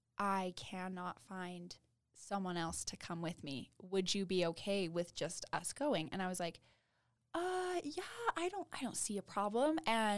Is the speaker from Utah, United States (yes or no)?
yes; Ogden, Utah, United States; I'm from Ogden